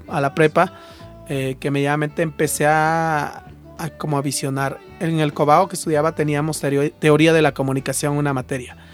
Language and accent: Spanish; Santiago Yosondúa, Oaxaca, Mexico; moved away as an adult; soy originario de un pueblo de la Mixteca que se llama Santiago Yosondúa